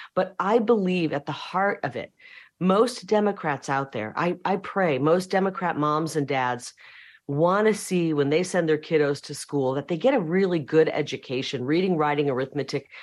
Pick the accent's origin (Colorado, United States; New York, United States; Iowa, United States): Iowa, United States; moved away as an adult; now in Arizona, United States; I'm from Iowa